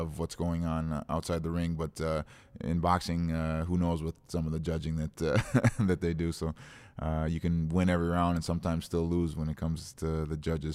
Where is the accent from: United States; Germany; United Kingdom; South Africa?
United States; Osseo; I grew up in Osseo